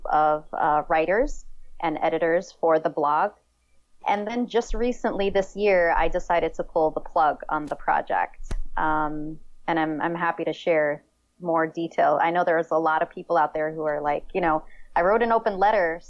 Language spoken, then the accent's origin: English; New York City, New York, United States; also born or lived in Damascus, Syria; I did grow up in New York City. I was born in Damascus, but I really didn't spend much time out in Syria